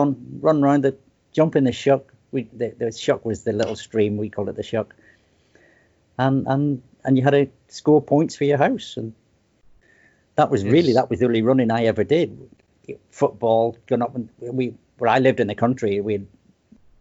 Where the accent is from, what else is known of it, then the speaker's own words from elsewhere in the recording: Belfast, Northern Ireland, United Kingdom; moved away as an adult; now in Portsmouth, United Kingdom; I was born in Ireland, born in Belfast, raised up in the Sticks, a little market town.